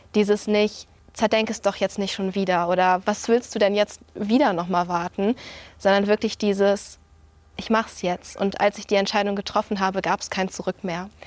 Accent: Flensburg, Schleswig-Holstein, Germany; Ich komme aus Flensburg

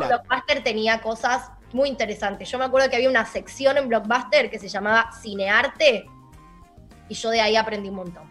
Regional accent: Avellaneda, Buenos Aires Province, Argentina; also born or lived in Palermo, Buenos Aires; mi adolescencia, donde empecé a volverme cinéfila de verdad, como con más conciencia, fue ya eh, viviendo en Avellaneda

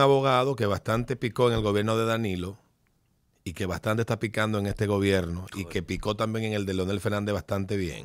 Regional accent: Dominican Republic

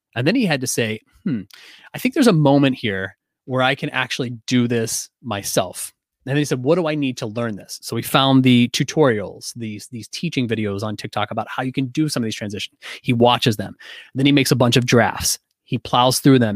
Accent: Pittsburgh, Pennsylvania, United States; I'm from Pittsburgh

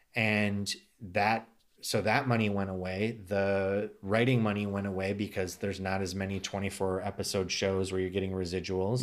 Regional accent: United States; now in Los Angeles, United States; as an American

